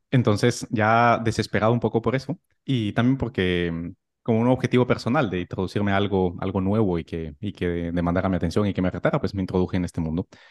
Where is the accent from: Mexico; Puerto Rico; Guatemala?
Guatemala; moved away as an adult; also born or lived in Madrid, Spain; now in Palma de Mallorca, Spain; nací en Guatemala, hice la carrera de medicina allí